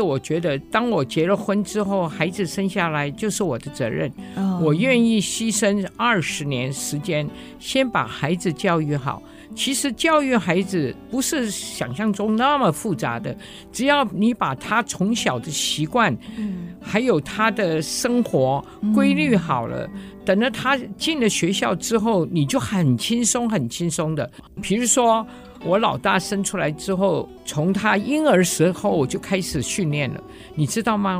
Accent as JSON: {"language": "Chinese", "country": "Hong Kong", "tie": "born or raised there", "also_born_or_lived": "Japan", "moved": "as an adult", "lives_now": "Taiwan", "said": "所以我在五岁左右的时候就迁居去了香港"}